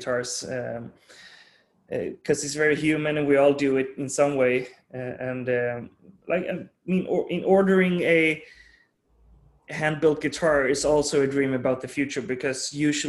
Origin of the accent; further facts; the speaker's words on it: Sweden; growing up in Sweden, and my dad's from Denmark.